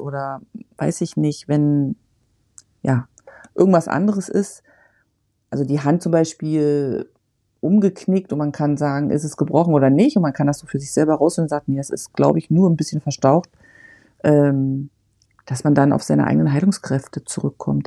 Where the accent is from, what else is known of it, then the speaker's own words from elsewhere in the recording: Germany; moved away; ich bin in der DDR geboren und groß geworden